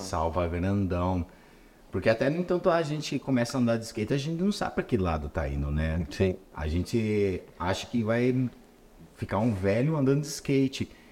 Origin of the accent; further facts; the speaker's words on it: São Paulo, Brazil; eu sou de São Paulo